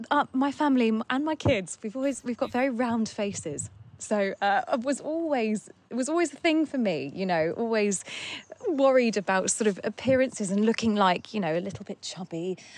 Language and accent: English; Surrey, South East England, United Kingdom; I grew up in in Surrey, which is where we live now. It's about an hour away from London.